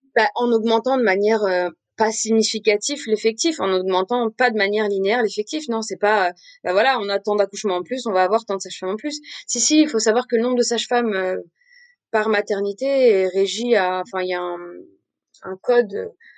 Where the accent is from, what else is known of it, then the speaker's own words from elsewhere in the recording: Montpellier, Occitania, France; moved away as an adult; also born or lived in Nîmes; now in Paris, France; j'ai grandi entre Paris d'abord et puis Montpellier ensuite.